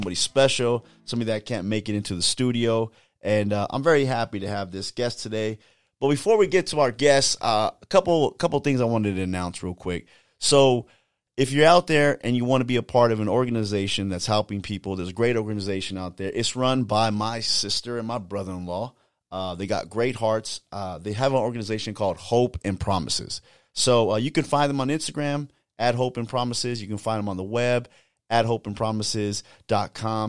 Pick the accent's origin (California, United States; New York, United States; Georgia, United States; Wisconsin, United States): California, United States